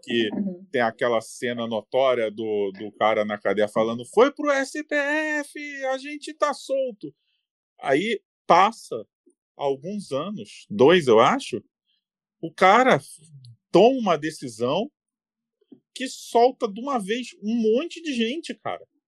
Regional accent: Rio de Janeiro, Brazil; moved away as an adult; now in São Paulo, Brazil; eu sou carioca. Em dois mil e seis, eu estava no Rio de Janeiro, tá? Nessa época que eu moro em São Paulo hoje

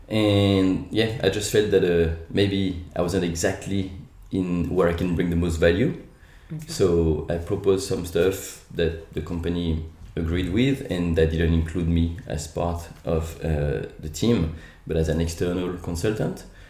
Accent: France; English is a second language; moved away as an adult; now in Australia; Sorry about the accent. Uh, I'm actually uh, Australian as well, so I'm French Australian

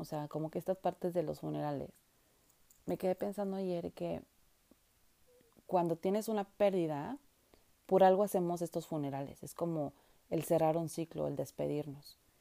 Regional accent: Mexico; now in Vancouver, Canada; somos los mexicanos

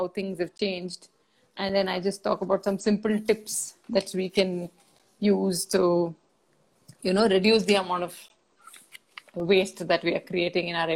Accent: Bangalore, Karnataka, India; an 80s kid growing up in Bangalore, India, we got our first telephone when I was 15

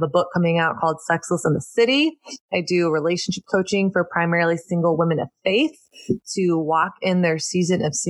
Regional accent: Texas, United States; moved away; also born or lived in New York; I grew up in the Bible Belt, Texas

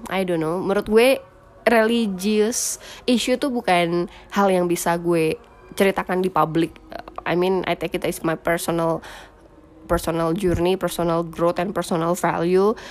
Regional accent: Java, Indonesia; makanya gue sebagai orang Jawa yang udah sesopan ini tuh ma- menurut mereka masih kurang unggah-ungguh gitu loh masih kurang sopan

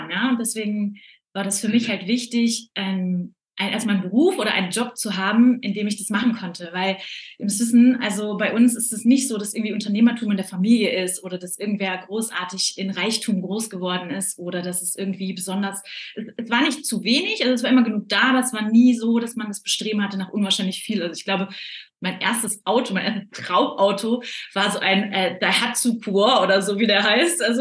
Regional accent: North Rhine-Westphalia, Germany; Und ich bin groß geworden im Ruhrgebiet, bin da aufgewachsen

